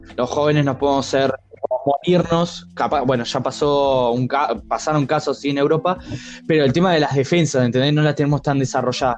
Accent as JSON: {"language": "Spanish", "country": "Argentina"}